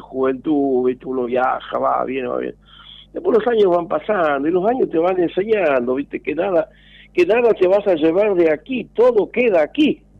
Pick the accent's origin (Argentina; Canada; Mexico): Argentina; como argentino